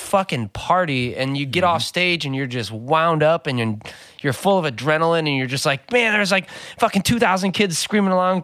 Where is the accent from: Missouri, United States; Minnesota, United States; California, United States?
California, United States; North County; growing up in North County, to all be dudes in high school and all straight edge